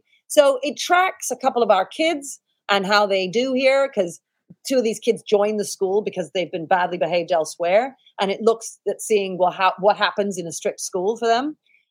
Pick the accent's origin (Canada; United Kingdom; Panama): United Kingdom; the fact that we are British. And if you want to have a functioning country, we all have to share something and we all have to believe in something.